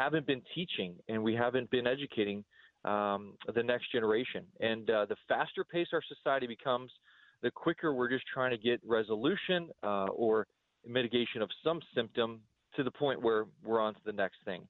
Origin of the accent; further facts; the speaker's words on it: United States; as an American